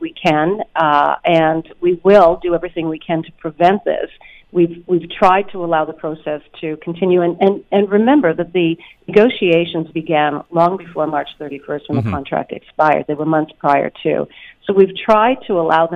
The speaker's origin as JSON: {"language": "English", "region": "Northern Ontario", "country": "Canada", "tie": "born or raised there", "said": "I grew up in Northern Ontario"}